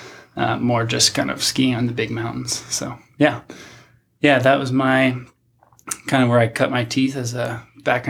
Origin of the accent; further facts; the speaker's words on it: New England, United States; moved away as an adult; also born or lived in Anchorage, Alaska; I grew up in New England, so not in the big mountains